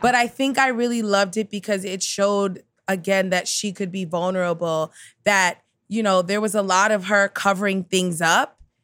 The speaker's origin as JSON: {"language": "English", "town": "New York City", "region": "New York", "country": "United States", "tie": "born or raised there", "said": "being from Queens, like, I grew up with so many Asian American people"}